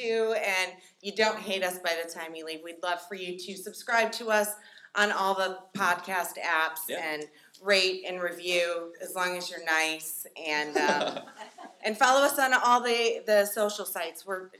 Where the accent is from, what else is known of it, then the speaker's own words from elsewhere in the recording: Indiana, United States; Even though we're just in Kentucky and we're from Indiana.